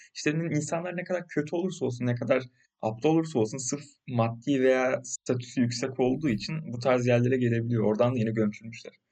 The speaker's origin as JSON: {"language": "Turkish", "country": "Turkey", "said": "Biz Türkler olarak"}